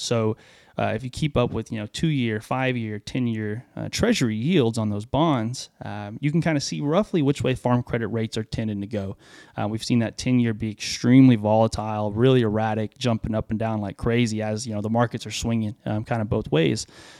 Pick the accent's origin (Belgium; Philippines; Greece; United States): United States; Groveton, Texas; I grew up in East Texas, kind of like talk about where we're riding almost, in a little town called Groveton, little 1A school.